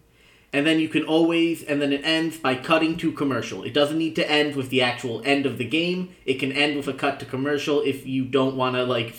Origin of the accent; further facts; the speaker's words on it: New Jersey, United States; I grew up in New Jersey... Right next to New York City